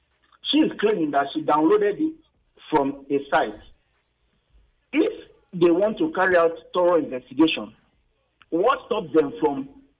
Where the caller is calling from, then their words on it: Ikoyi, Lagos, Nigeria; I'm calling from Ikoyi.